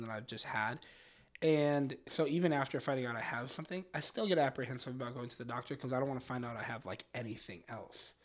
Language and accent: English; Orlando, Florida, United States; moved away as an adult; now in Detroit, United States; We grew up in Orlando, went to high school in Orlando